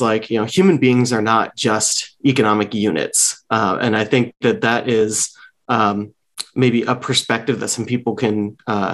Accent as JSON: {"language": "English", "area": "San Francisco Bay Area", "region": "California", "country": "United States", "tie": "born or raised there", "also_born_or_lived": "Lynchburg, Virginia", "moved": "as an adult", "lives_now": "Washington, DC, United States", "said": "I grew up mostly in the San Francisco Bay Area"}